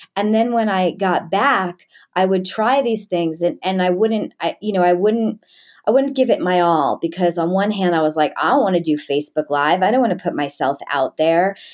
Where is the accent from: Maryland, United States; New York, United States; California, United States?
New York, United States; I grew up in New York in, um, a pretty well-to-do area.